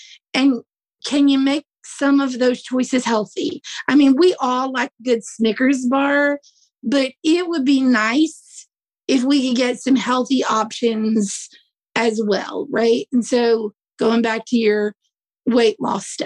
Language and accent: English; the South, United States; I'm from the South, it's kind of hot here